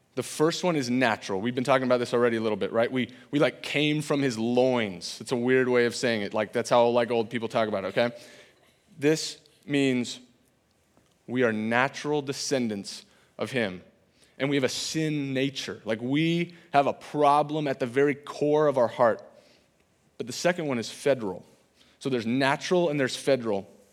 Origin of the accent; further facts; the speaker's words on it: California, United States; moved away as an adult; now in Iowa, United States; I'm from California